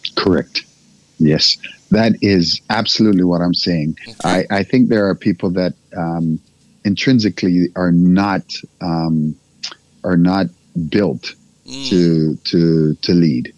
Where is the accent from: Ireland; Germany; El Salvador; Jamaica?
Jamaica; moved away; also born or lived in Africa; I'm Jamaican born